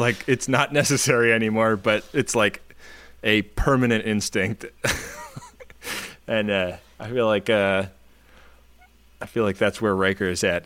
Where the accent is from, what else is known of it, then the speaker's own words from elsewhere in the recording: California, United States; now in New York, United States; I grew up in California